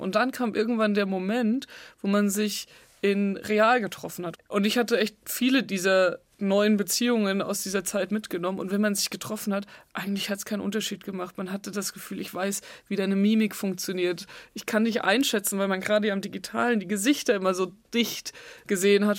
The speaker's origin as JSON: {"language": "German", "town": "Nittenau", "region": "Bavaria", "country": "Germany", "tie": "born or raised there", "moved": "yes", "said": "ich komme aus dem Dorf in der Oberpfalz, da ist einfach viel katholisch"}